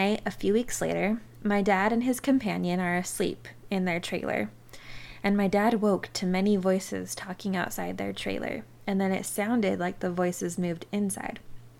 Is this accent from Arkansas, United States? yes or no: no; Utah, United States; now in Arizona, United States; I grew up in Utah and I now live in Arizona.